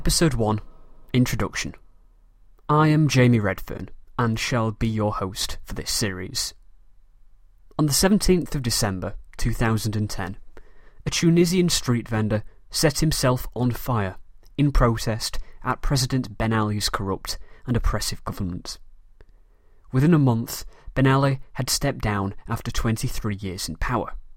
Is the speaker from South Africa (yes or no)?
no; Manchester, North West England, United Kingdom; accent: British; I am a very proud Mancunian from the city of Manchester in the north of England